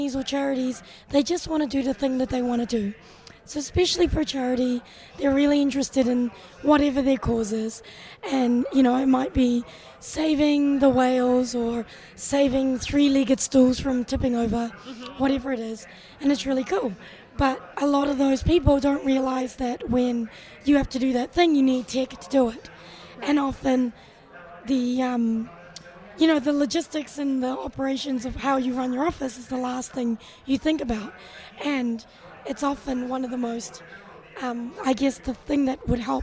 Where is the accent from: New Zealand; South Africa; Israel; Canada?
New Zealand; Auckland; I'm from Auckland.